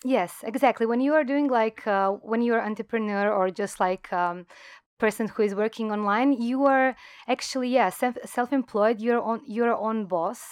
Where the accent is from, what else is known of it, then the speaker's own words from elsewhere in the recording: Croatia; moved away as an adult; now in Thailand; I come from Croatia, it's a small country